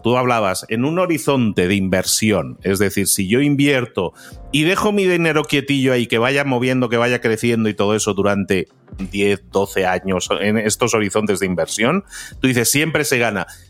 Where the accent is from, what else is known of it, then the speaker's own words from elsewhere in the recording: Spain; moved away; yo que soy español, aunque vivo fuera